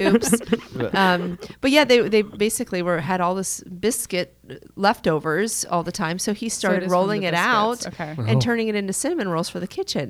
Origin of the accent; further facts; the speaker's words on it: Pittsburgh, Pennsylvania, United States; now in Charlotte, United States; I'm from Pittsburgh, Pennsylvania